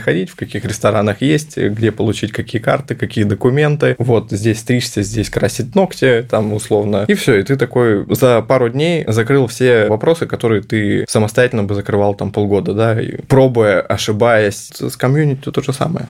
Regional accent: Novosibirsk, Novosibirsk Oblast, Russia; я сам из Новосибирска

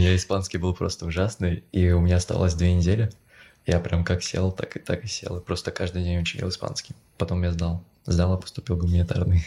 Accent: Moscow, Russia; moved away as an adult; also born or lived in Czech Republic; now in Prague, Czech Republic; я в Москве сколько, 11 лет учился в средней школе

